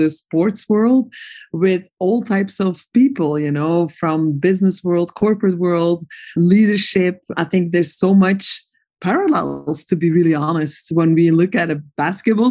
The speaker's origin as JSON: {"language": "English", "country": "Belgium", "tie": "born or raised there", "moved": "yes", "said": "I am a Belgian. And when I was growing up in Belgium"}